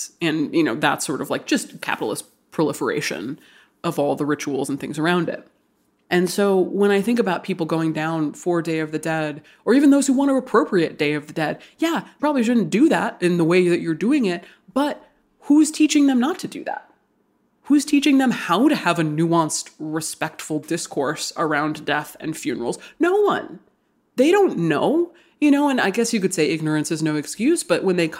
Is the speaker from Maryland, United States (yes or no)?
no; Hawaii, United States; born or raised there